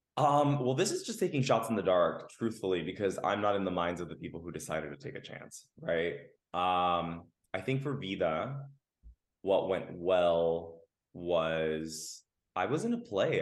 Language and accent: English; Los Angeles, California, United States; I'm a Los Angelino, born and raised. I come from a Mexican Nicaraguan family